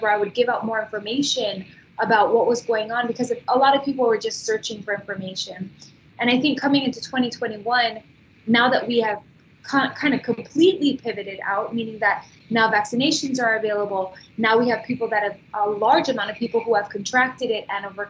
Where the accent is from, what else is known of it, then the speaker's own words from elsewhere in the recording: Hawaii, United States; also born or lived in Kahuku, Hawaii; now in Waianae, United States; I grew up in Hawaii. I was born in Kahuku